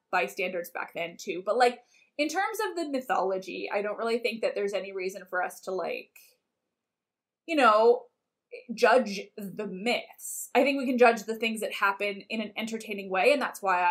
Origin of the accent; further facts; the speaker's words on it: Canada; As a Canadian